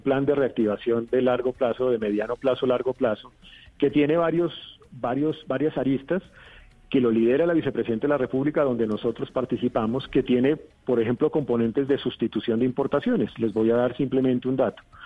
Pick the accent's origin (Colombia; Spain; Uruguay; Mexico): Colombia